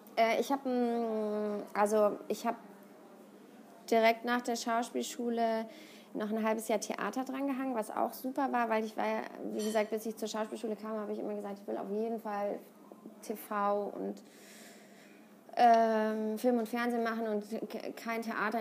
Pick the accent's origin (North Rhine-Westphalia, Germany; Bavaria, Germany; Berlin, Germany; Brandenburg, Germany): North Rhine-Westphalia, Germany; Siegen; moved away as an adult; now in Cologne, Germany; ich komme aus Siegen, das ist nochmal so 80 Kilometer entfernt von Köln